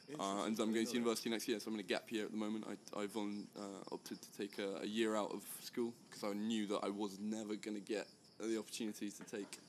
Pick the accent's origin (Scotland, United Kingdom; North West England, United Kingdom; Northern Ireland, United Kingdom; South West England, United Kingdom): South West England, United Kingdom; I am 19. I'm from the United Kingdom in the southwest